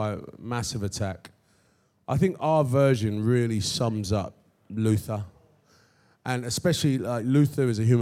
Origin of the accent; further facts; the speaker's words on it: London, United Kingdom; I'm born and raised in London